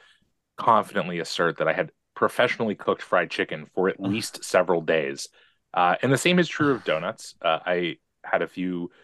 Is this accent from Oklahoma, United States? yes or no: no; Seattle, Washington, United States; I grew up in the North End